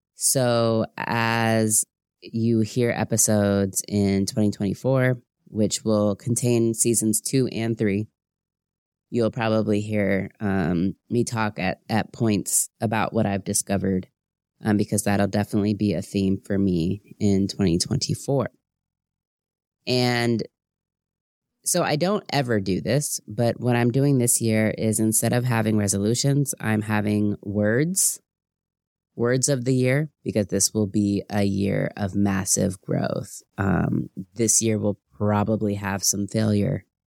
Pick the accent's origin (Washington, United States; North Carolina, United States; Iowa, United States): Washington, United States; Seattle; being a Black American growing up in Seattle, Washington